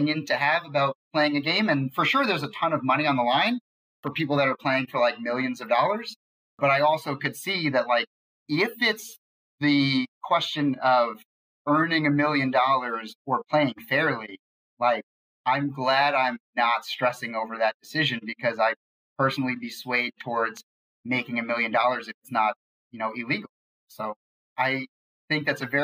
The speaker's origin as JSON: {"language": "English", "region": "New York", "country": "United States", "tie": "born or raised there", "said": "I grew up in New York"}